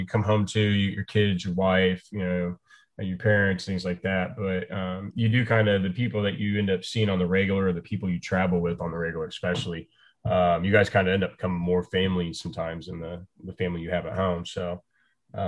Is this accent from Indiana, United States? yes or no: yes; Indiana, United States; I'm from Indiana.